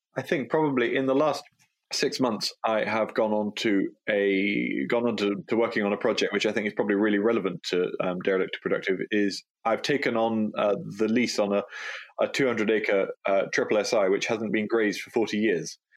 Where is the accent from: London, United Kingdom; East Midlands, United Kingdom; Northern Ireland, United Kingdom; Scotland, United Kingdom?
Scotland, United Kingdom; Galloway; born and brought up in Galloway